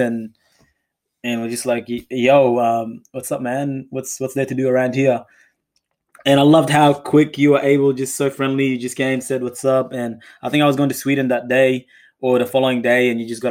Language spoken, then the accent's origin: English; Perth, Western Australia, Australia; some of my friends that I grew up with in Perth